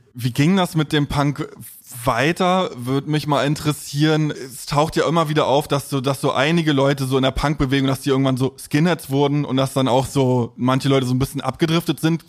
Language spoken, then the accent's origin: German; East Germany, Germany; in der Nachwendezeit in einem Plattenbauviertel im, im Osten aufgewachsen